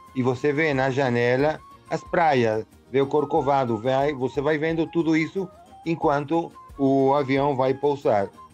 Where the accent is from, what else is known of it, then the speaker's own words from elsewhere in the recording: Caracas, Capital District, Venezuela; Portuguese is a second language; also born or lived in Rio de Janeiro, Brazil; eu nasci em Caracas, no 55. Meu pai era militar, minha mãe dona de casa, então é, por volta dos 64, meu pai foi enviado numa missão para o Rio de Janeiro